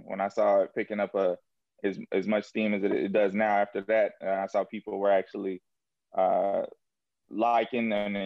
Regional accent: Jacksonville, Florida, United States; now in Atlanta, United States; I'm originally from Jacksonville, Florida. I now reside in Atlanta, Georgia

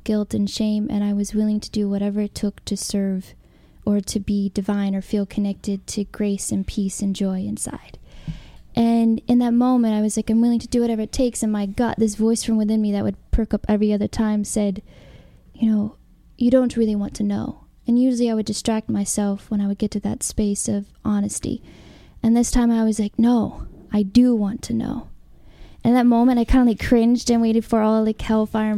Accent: Alabama, United States; moved away as an adult; also born or lived in California; I grew up in Alabama in Christianity

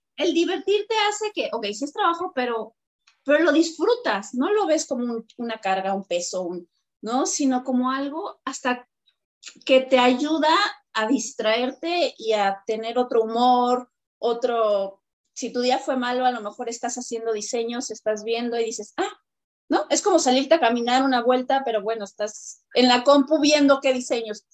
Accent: Mexico; nosotros los mexicanos

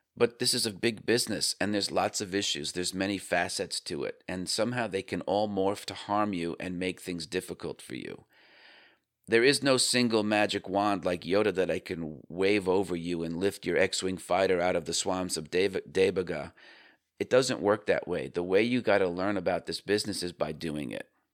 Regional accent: Northeast, United States; I grew up in the Northeast.

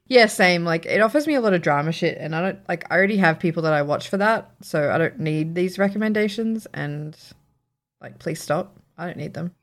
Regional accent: Sydney, New South Wales, Australia; moved away; I grew up in Riverston, which is a very, like, northwest town in Sydney

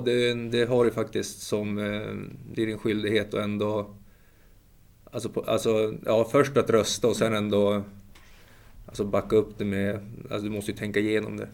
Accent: Umeå, Västerbotten County, Sweden; jag är ju från Umeå, det är en rätt trevlig stad faktiskt.

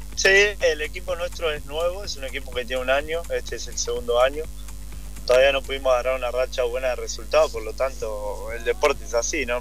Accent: Argentina; moved away as an adult; now in United States; al ser argentino

